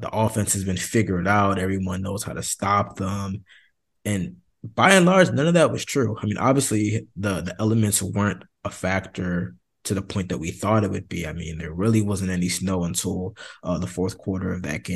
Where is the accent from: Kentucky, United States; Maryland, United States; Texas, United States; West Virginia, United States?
Maryland, United States; now in Miami, United States; I'm from Maryland